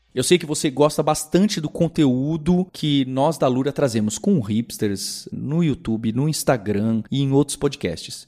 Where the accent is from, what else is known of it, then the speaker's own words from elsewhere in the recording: Brazil; não só como brasileiros e brasileiras